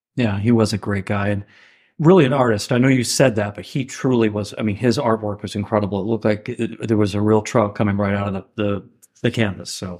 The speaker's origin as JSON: {"language": "English", "area": "Kennebec County", "region": "Maine", "country": "United States", "tie": "born or raised there", "said": "I grew up in Kennebec County, Maine"}